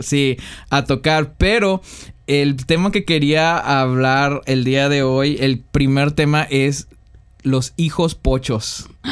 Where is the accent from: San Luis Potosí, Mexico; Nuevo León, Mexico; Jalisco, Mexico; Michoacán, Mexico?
San Luis Potosí, Mexico; also born or lived in Reynosa, Tamaulipas; now in United States; Mi niñez la crecí, digo, la viví en San Luis Potosí